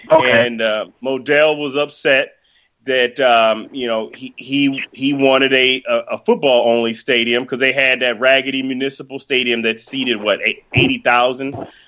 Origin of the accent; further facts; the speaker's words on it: Cleveland Heights, Ohio, United States; I'm from Cleveland Heights.